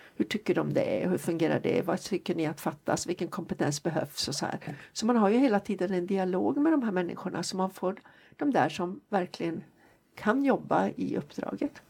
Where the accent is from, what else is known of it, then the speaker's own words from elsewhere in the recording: Jokkmokk, Norrbotten County, Sweden; moved away; also born or lived in Jönköping; Jag är född faktiskt och bott större delen av min uppväxt i Jokkmokk.